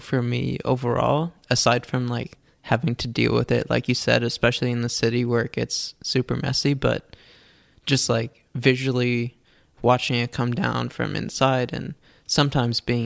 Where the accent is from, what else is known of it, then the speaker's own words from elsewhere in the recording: New York, United States; moved away as an adult; now in California, United States; I grew up in New York my whole life